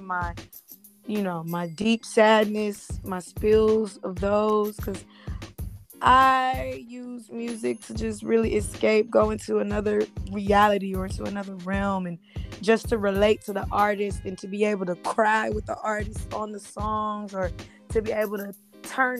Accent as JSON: {"language": "English", "region": "California", "country": "United States", "moved": "yes", "lives_now": "Dallas, United States", "said": "I'm originally from California"}